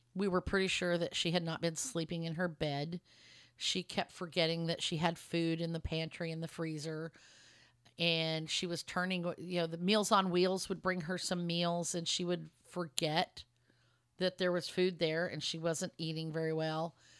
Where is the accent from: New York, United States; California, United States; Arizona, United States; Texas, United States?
Texas, United States; Lubbock; also born or lived in Dallas area, Texas; now in Dallas, United States; my hometown of Lubbock, Texas. I'm in the Dallas area right now